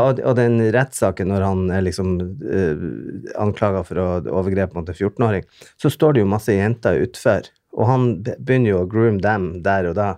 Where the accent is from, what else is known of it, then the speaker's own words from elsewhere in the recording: Bodø, Nordland, Norway; Jeg kommer jo fra Bodø, som er en eh, en eh, ja, liten